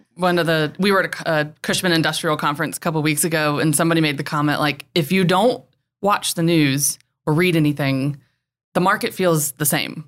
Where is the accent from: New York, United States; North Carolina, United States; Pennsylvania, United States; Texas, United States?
North Carolina, United States; Winston-Salem; also born or lived in Raleigh / Charlotte / Charleston / Greenville; I'm literally just a classic Carolina girl. I grew up near Winston-Salem.